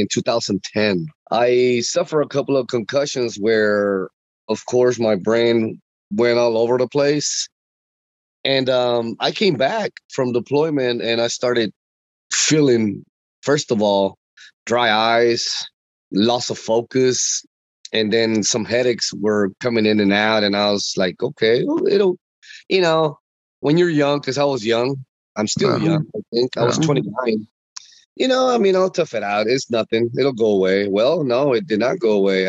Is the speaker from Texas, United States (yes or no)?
yes; Houston, Texas, United States; I represent the Houston, Texas